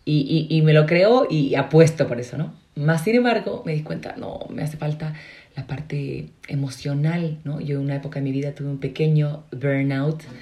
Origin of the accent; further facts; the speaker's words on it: Chile; also born or lived in Madrid / United States / Mexico; eh, soy chilena, hablo extraño porque soy consagrada, viví seis años en Madrid, entonces ahí digo yo aprendí a modular, ¿verdad? pero la mayoría del tiempo estaba en Estados Unidos, pero sobre todo en, México.